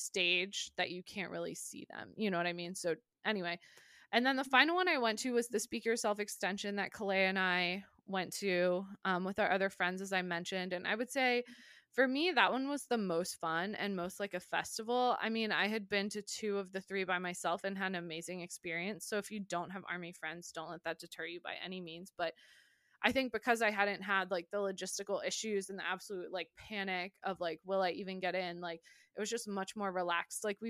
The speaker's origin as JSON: {"language": "English", "country": "United States", "said": "being American"}